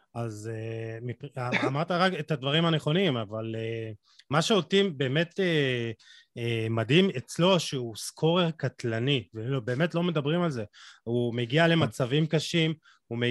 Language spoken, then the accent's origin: Hebrew; Israel; אנחנו חיים במדינת ישראל